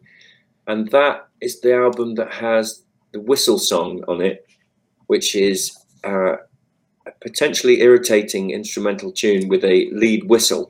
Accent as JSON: {"language": "English", "country": "United Kingdom", "said": "us being British guys playing soul music"}